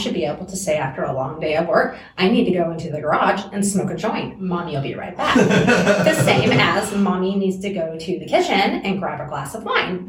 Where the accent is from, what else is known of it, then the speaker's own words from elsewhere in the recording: South Carolina, United States; moved away; South Carolina.